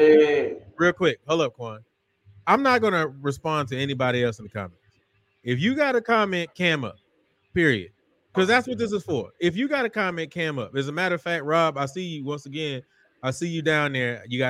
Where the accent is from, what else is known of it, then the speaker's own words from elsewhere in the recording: Houston, Texas, United States; I'm from Houston. I was born and raised on the southwest. Well, I was born on the north side, but I was raised on the southwest side of Houston. And I came from Willow Ridge High School